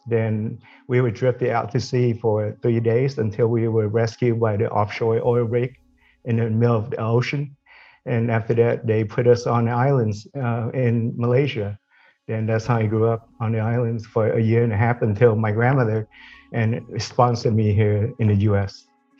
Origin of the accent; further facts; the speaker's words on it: San Fernando Valley, California, United States; We grew up in the San Fernando Valley.